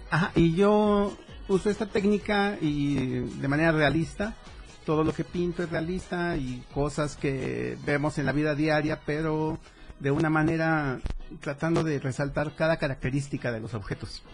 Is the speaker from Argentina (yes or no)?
no; Mexico City, Mexico; now in Tuxtla Gutiérrez, Mexico; Yo nací en la Ciudad de México, pero ya tengo como 25 años viviendo aquí